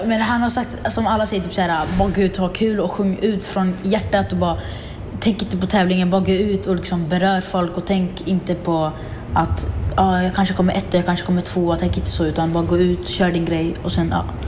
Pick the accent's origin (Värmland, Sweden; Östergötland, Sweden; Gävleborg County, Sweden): Östergötland, Sweden; Linköping; also born or lived in Syria; jag är född i Syrien, mm. Eh, flyttade hit när jag var sex år.